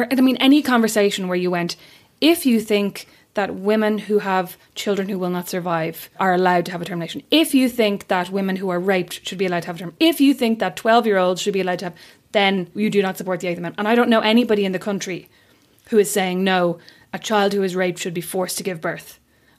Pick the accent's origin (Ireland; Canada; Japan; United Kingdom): Ireland; Kildare, Leinster; I'm from Kildare.